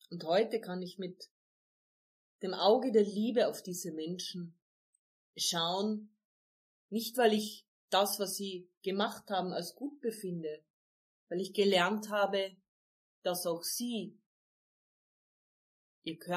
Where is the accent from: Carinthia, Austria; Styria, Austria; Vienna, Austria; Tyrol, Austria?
Carinthia, Austria; Bei uns in Kärnten sagen wir, beim Reden kommen die Leid zusammen.